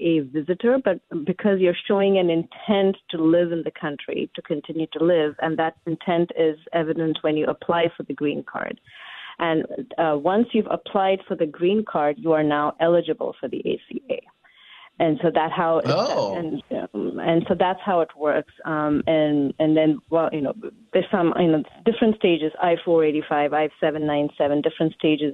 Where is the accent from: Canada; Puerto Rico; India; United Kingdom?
India; now in Washington, United States; I am from India